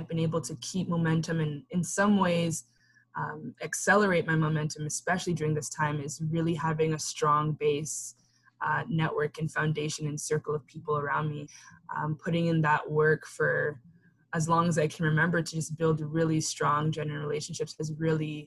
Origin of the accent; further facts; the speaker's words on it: Canada; being a first generation Canadian